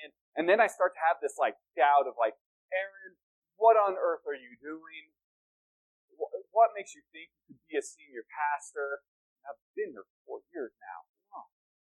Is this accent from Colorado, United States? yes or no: yes; Denver, Colorado, United States; moved away as an adult; also born or lived in Cheyenne, Wyoming; now in Flagstaff, United States; I grew up in Denver, spent 30 years of my life, 31 years of my life in the North Denver area